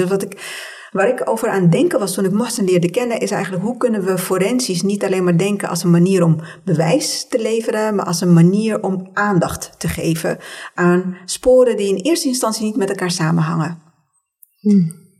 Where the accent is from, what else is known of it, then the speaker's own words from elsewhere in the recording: Tunisia; now in Netherlands; als kind toen ik in Tunesië woonde